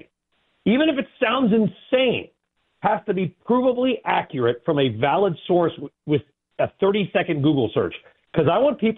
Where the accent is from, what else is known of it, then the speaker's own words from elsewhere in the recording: California, United States; I grew up in California